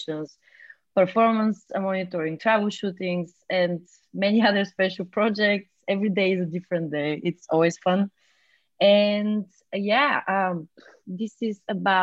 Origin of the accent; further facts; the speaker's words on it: Bulgaria; moved away as an adult; now in Berlin, Germany; I'm from Bulgaria. And I've been living in Berlin since 2014.